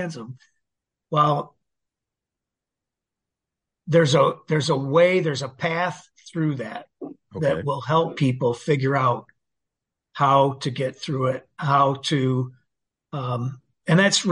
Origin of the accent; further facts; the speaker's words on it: Saginaw, Michigan, United States; I grew up in Saginaw, Michigan